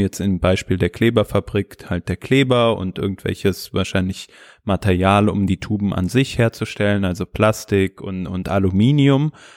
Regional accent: Hesse, Germany; ich bin ja auch Hesse

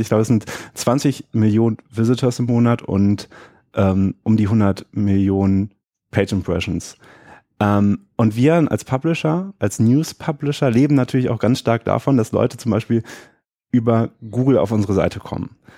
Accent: Düsseldorf, North Rhine-Westphalia, Germany; Hier in Düsseldorf, wo ich herkomme

